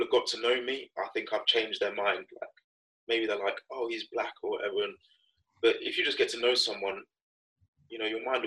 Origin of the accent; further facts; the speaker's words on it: Northampton, East Midlands, United Kingdom; growing up in Northampton